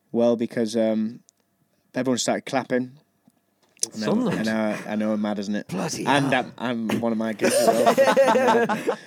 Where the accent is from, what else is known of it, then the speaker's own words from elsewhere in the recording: Middlesbrough, North East England, United Kingdom; I grew up in Ormsby